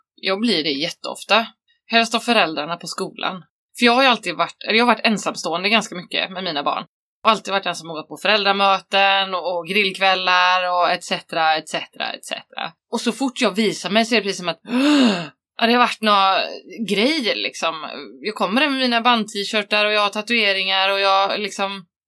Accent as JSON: {"language": "Swedish", "town": "Varberg", "region": "Halland County", "country": "Sweden", "tie": "born or raised there", "said": "jag växte upp där"}